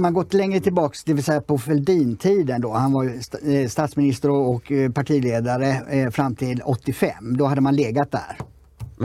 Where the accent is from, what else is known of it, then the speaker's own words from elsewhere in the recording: Sweden; vi som svenskar